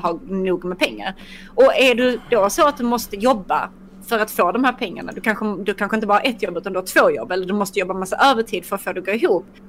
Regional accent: Skåne, Sweden; jag är ändå resident skåning.

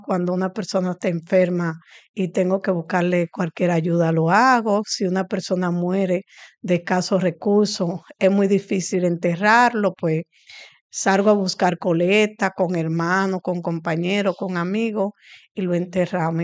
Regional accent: Santo Domingo Oeste, Distrito Nacional, Dominican Republic; Nací aquí en el Batey Palabé y he crecido aquí, me desarrollé aquí

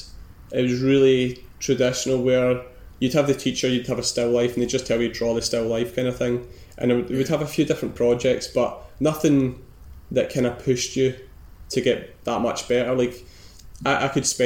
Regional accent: Girvan, Scotland, United Kingdom; moved away as an adult; also born or lived in Aberdeen; now in Glasgow, United Kingdom; I'm not from Glasgow. I'm from a wee fishing village, maybe like an hour and a half away from here

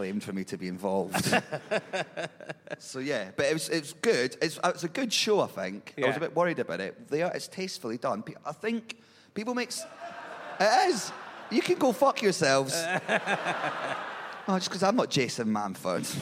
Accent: Edinburgh, Scotland, United Kingdom; I'm from Edinburgh.

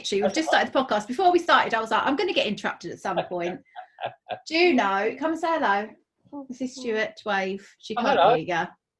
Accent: Basildon, East of England, United Kingdom; now in South Woodford, United Kingdom; I'm from Basildon.

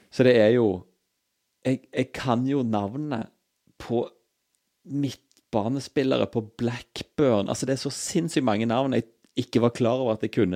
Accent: Stavanger, Rogaland, Norway; moved away; så lenge jeg bodde hjemme i Stavanger

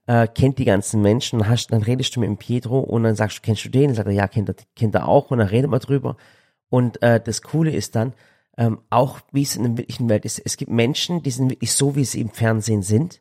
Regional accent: Balingen, Baden-Württemberg, Germany; das ist nicht weit weg von Balingen, da wo ich herkomme

